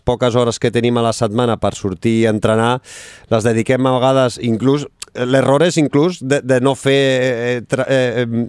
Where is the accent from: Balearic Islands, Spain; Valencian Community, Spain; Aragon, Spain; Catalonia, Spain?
Catalonia, Spain; Barcelona; he nascut aquí a, a Barcelona